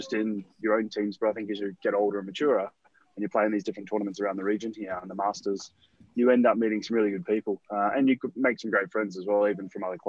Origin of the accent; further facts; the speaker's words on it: Perth, Western Australia, Australia; moved away as an adult; also born or lived in London; now in Singapore; I'm from Perth